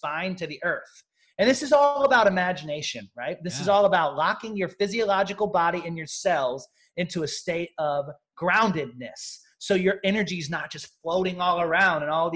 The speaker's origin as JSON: {"language": "English", "region": "Southern Missouri", "country": "United States", "tie": "born or raised there", "said": "I'm a country town kid that was born and raised in Southern Missouri"}